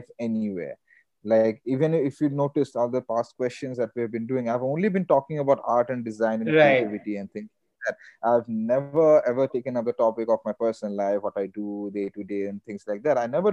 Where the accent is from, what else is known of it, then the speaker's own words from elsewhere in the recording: India; I'm Indian